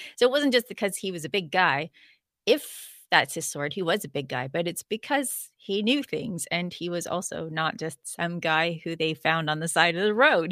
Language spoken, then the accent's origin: English; Canada; I'm a Canadian